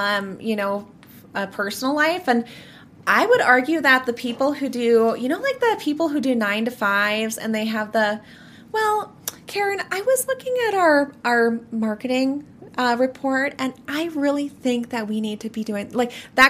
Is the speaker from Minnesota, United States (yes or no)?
yes; Minnesota, United States; I am 24 years old. I'm from Minnesota.